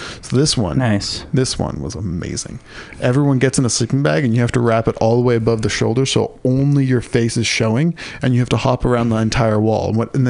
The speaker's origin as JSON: {"language": "English", "town": "San Diego", "region": "California", "country": "United States", "tie": "born or raised there", "said": "Growing up in San Diego, getting a machaca the burrito in the morning, I have never had a better breakfast food."}